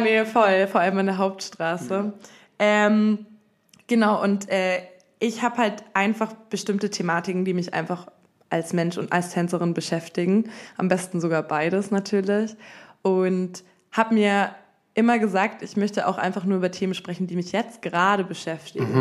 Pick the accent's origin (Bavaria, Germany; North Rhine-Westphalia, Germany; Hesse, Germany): Bavaria, Germany; Munich; moved away as an adult; now in Berlin, Germany; ich komme ursprünglich aus München